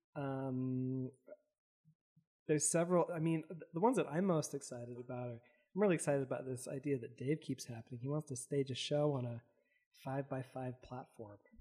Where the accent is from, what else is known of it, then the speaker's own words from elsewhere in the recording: Provo, Utah, United States; I grew up in Provo